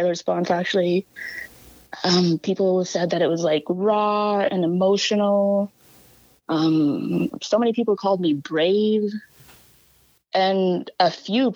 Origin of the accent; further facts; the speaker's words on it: La Ronge, Saskatchewan, Canada; from La Ronge and the Lake La Ronge Indian Band